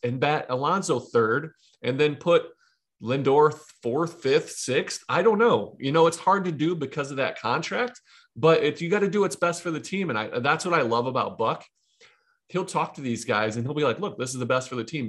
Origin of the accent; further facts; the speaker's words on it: Ohio, United States; I'm from Ohio, Midwest, grew up, born and raised